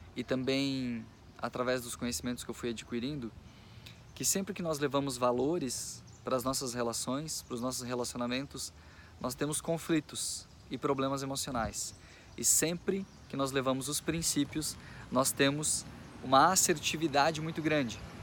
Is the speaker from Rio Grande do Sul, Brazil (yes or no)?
yes; Machadinho, Rio Grande do Sul, Brazil; eu nasci aqui na cidade de Machadinho, Rio Grande do Sul. Sou gaúcho